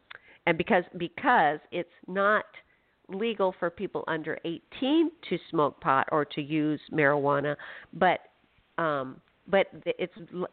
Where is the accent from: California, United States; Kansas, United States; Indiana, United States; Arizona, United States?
Arizona, United States; Phoenix; now in Washington, United States; I'm from Phoenix